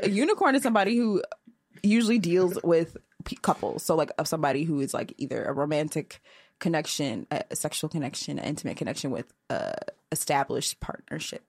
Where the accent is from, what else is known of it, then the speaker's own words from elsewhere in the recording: Portage, Michigan, United States; now in Chicago, United States; I'm from Michigan